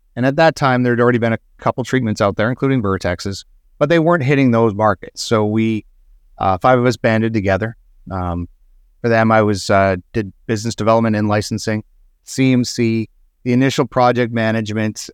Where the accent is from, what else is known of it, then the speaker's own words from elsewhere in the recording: Alberta, Canada; I grew up in Alberta, Canada